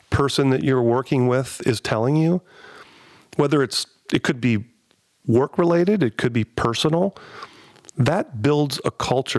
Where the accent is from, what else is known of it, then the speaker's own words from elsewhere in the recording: Columbus, Ohio, United States; I'm from Columbus.